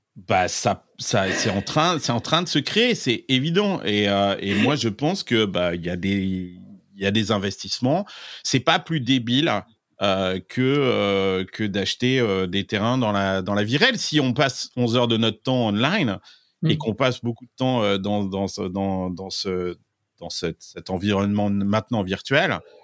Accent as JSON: {"language": "French", "area": "Limousin", "region": "Nouvelle-Aquitaine", "country": "France", "moved": "yes", "lives_now": "Silicon Valley, United States", "said": "je viens du Limousin"}